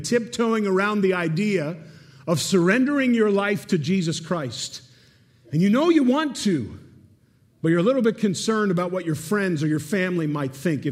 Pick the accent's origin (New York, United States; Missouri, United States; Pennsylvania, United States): Pennsylvania, United States; Pittsburgh; Erica and I, born and raised in Pittsburgh, we met at Geneva College